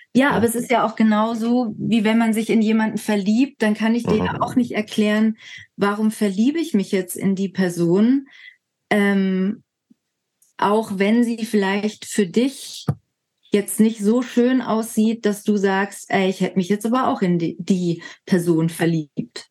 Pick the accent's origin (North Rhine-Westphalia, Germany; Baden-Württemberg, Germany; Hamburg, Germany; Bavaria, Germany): Baden-Württemberg, Germany; Lake Constance; also born or lived in Berlin; dort, wo ich aufgewachsen bin